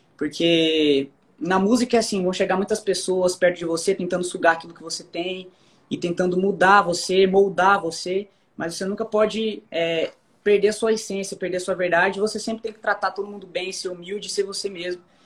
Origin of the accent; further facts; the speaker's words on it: Barueri, São Paulo, Brazil; moved away as an adult; now in Goiânia, Brazil; eu nasci fui criado em São Paulo, em Barueri